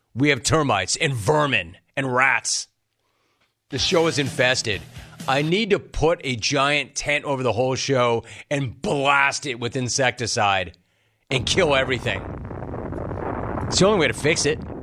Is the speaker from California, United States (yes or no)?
yes; Southern California, United States; I grew up in Southern California.